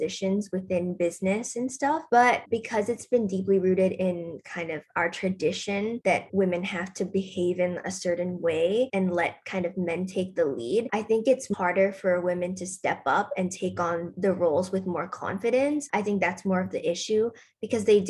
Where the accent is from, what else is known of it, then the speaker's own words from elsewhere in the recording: Bangkok, Thailand; I'm from Bangkok, Thailand. I'm 17.